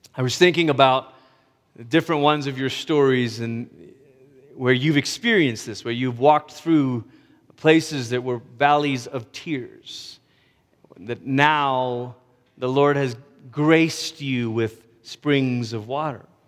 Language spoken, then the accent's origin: English; United States; me, a Malaysian American